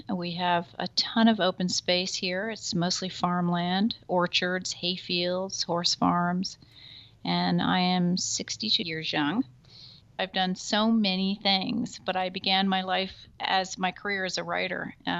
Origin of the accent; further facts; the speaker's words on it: Bernardsville, New Jersey, United States; I actually grew up on this farm. I was born in 1955. And my grandparents bought this farm, which was then a 300-acre estate, in 1940.